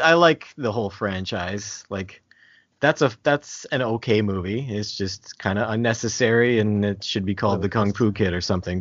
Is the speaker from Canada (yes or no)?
yes; New Brunswick, Canada; accent: Canadian; I'm from Canada, uh, from New Brunswick specifically